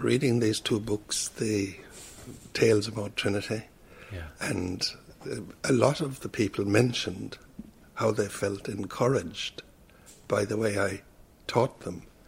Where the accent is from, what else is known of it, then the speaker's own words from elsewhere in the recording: Kerry, Munster, Ireland; accent: Kerry; moved away as an adult; also born or lived in Dublin; my Kerry accent